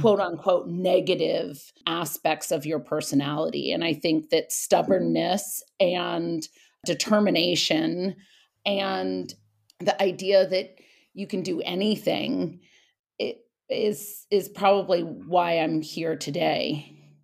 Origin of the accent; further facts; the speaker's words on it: Napa, California, United States; moved away as an adult; also born or lived in Paris / New York; I was born in Napa, and I have two brothers, an older brother and a younger brother. And my dad owned a, a winery.